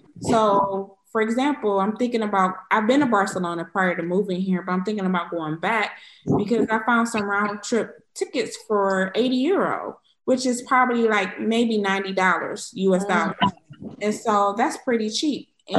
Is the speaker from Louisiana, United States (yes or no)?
no; Cleveland, Ohio, United States; moved away as an adult; also born or lived in Michigan / Washington, D.C.; now in Stuttgart, Germany; I'm originally from Cleveland, Ohio.